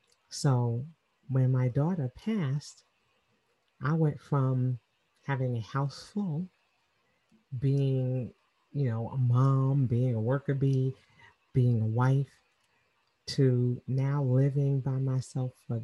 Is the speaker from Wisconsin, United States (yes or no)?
no; New York City, New York, United States; moved away as an adult; now in Atlanta, United States; I'm originally from Queens, New York, and I moved to Atlanta 25 years ago